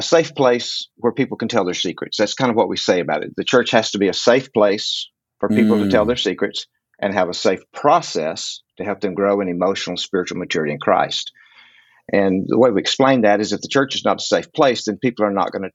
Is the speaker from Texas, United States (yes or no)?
yes; West Texas, United States; also born or lived in Fort Lauderdale, Florida; now in Fort Worth, United States; I grew up out in West Texas